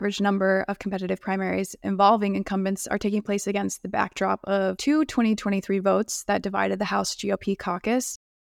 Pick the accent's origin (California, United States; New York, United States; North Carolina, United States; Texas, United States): Texas, United States; born or raised there